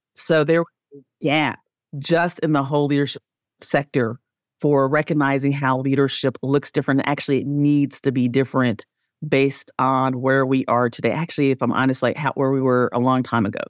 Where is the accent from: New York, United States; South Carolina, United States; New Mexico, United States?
South Carolina, United States; Spartanburg; I grew up in Spartanburg, South Carolina